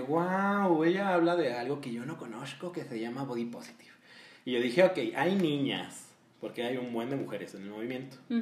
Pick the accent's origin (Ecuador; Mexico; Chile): Mexico; todos de aquí somos mexicanos